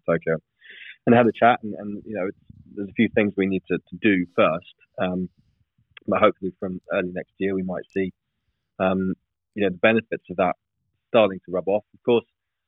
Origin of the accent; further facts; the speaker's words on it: England, United Kingdom; I'm an Englishman